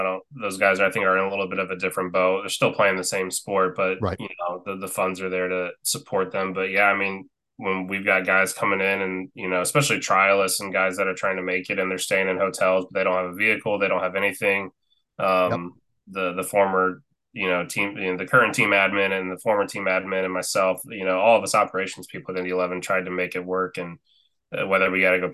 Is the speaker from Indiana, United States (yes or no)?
yes; Marion, Indiana, United States; I grew up in Marion, Indiana, so about 30,000